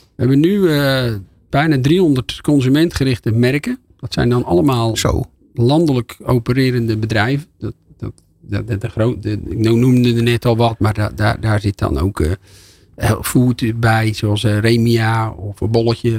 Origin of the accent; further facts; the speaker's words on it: Volendam, North Holland, Netherlands; Ik kom uit Volendam